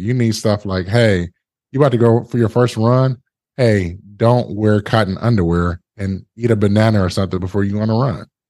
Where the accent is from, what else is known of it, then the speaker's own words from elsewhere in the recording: Detroit, Michigan, United States; I'm originally from Detroit